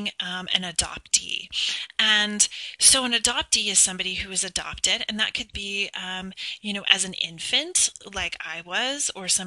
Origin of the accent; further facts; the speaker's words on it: United States; I was born in the United States, and I was adopted domestically